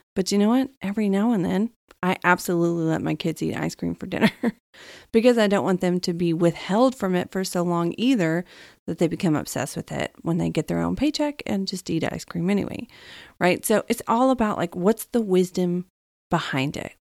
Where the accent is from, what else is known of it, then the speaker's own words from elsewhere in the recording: Texas, United States; I'm from Texas